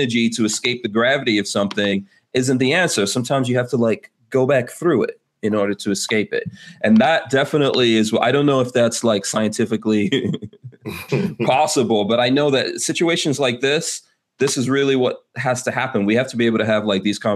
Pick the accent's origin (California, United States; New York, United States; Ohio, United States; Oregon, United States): New York, United States; New York City; I grew up in Far Rockaway